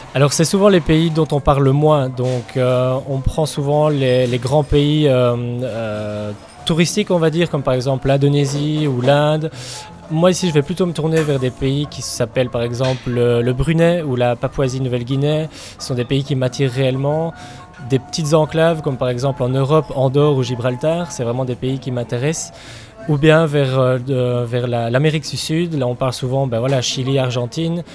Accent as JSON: {"language": "French", "country": "Belgium", "moved": "yes", "lives_now": "New Zealand", "said": "je suis belge d'origine et euh, je ne réfuterai jamais euh, cette origine, bien sûr, mais mon pays d'adoption et mon pays de cœur c'est la Nouvelle-Zélande"}